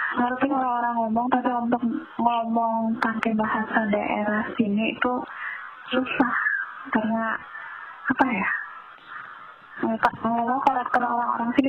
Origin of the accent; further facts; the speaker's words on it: Java, Indonesia; Apalagi kalau {S1} kita itu dari Jawa itu paling kaget kan dengarnya.